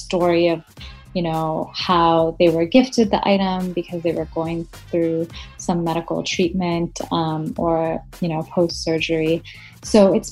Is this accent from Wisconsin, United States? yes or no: yes; Madison, Wisconsin, United States; I'm from Madison, Wisconsin in the U.S.